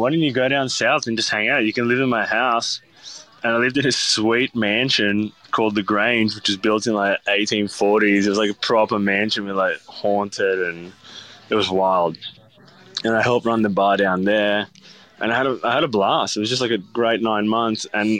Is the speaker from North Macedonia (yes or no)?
yes; Skopje, North Macedonia; And then they ended up opening up another spot in a town in Macedonia, which is where I'm from. So I'm from Skopje, which is the capital.